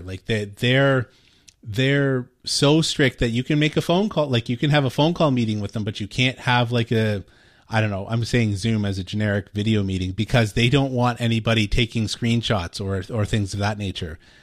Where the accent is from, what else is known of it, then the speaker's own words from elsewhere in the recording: Canada; I'm Canadian